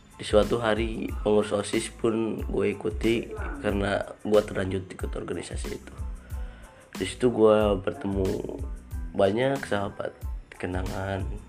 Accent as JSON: {"language": "Indonesian", "town": "Ciamis", "region": "West Java", "country": "Indonesia", "tie": "born or raised there", "said": "tempat lahir gue di Ciamis"}